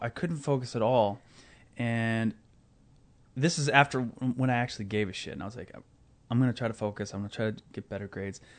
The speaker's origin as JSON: {"language": "English", "town": "Omaha", "region": "Nebraska", "country": "United States", "tie": "born or raised there", "said": "I grew up in Omaha, Nebraska."}